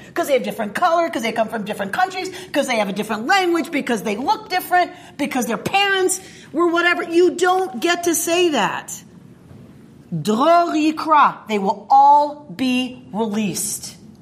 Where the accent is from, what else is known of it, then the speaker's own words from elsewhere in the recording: the South, United States; moved away; also born or lived in Duluth; I grew up in the South